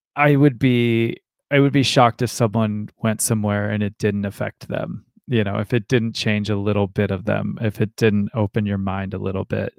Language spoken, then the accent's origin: English; Ashland, Ohio, United States; I grew up in Ashland, Ohio